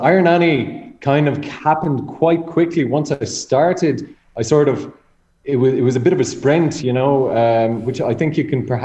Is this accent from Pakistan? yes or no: no; Dundalk, County Louth, Ireland; I'm from Dundalk